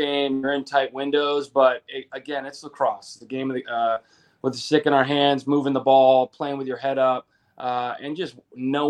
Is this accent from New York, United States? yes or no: no; Connecticut, United States; moved away as an adult; I'm from Connecticut